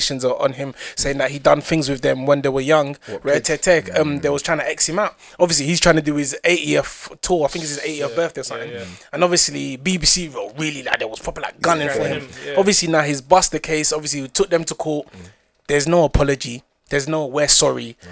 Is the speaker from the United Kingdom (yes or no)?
yes; Essex, East of England, United Kingdom; We're from Essex